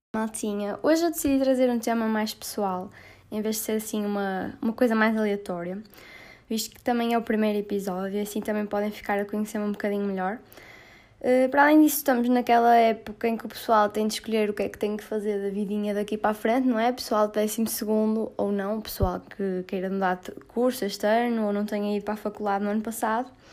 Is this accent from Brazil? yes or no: no; Porto, Norte, Portugal; minha terrinha natal, que é o Grande Porto